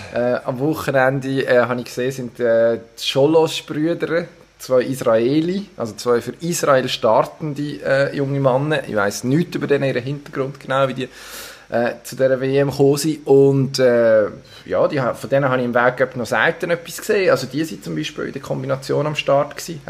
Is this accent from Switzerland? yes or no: yes; Solothurn, Switzerland; ich als Solothurner